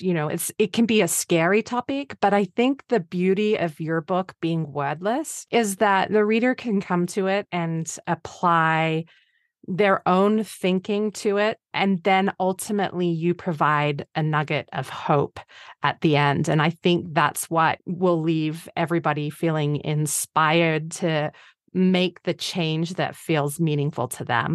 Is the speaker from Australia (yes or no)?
yes; Australia; I'm Australian